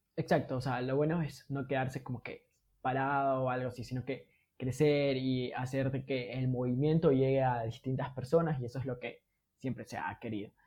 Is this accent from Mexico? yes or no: no; Ecuador; somos los ecuatorianos